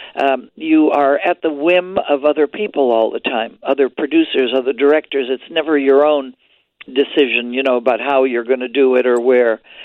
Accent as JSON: {"language": "English", "region": "Quebec", "country": "Canada", "tie": "born or raised there", "moved": "yes", "said": "we're both Canadian born He's from Ontario, I'm from Quebec"}